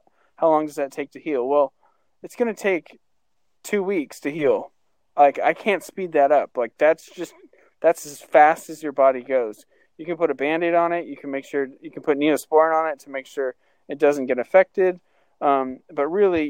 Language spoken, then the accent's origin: English; Albany, Oregon, United States; I grew up in Albany, Oregon